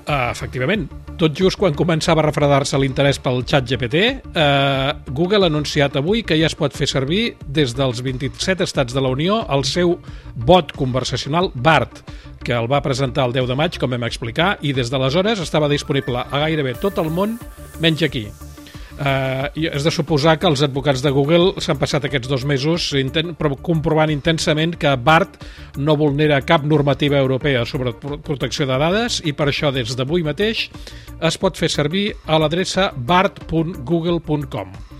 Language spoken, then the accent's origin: Catalan; Barcelona, Catalonia, Spain; sóc periodista català nascut a Barcelona l'any 1960